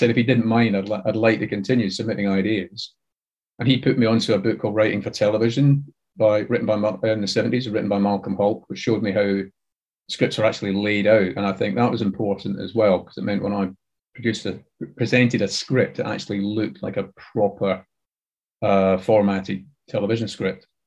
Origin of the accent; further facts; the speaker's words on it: Glasgow, Scotland, United Kingdom; also born or lived in Blackpool; I'm from Scotland, uh, born and mostly raised in, in Glasgow. Spent a couple of years when I was about two or three in Blackpool, um, in the north of England. But um, yeah, brought up in uh, mainly Rutherglen in Glasgow